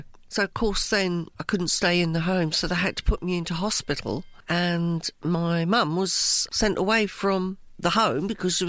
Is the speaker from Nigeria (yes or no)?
no; Cork, Munster, Ireland; now in Cambridge, United Kingdom; I was born in Cork, Southern Ireland, a little place called Black Rock, in a nun's convent.